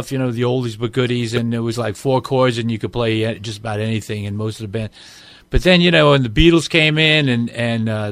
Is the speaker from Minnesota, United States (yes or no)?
no; Valley Stream, New York, United States; I was raised in Valley Stream